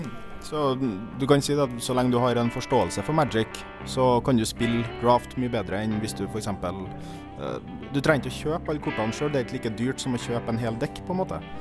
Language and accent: Norwegian; Trondheim, Trøndelag, Norway; jeg er jo fra Trondheim